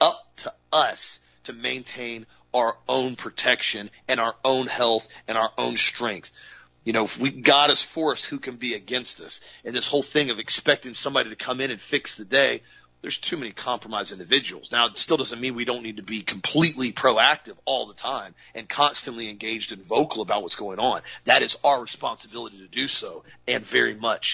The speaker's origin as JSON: {"language": "English", "town": "Auburndale", "region": "Florida", "country": "United States", "tie": "born or raised there", "said": "I was pretty much born and raised in Central Florida. I've grown up in Auburndale my whole life."}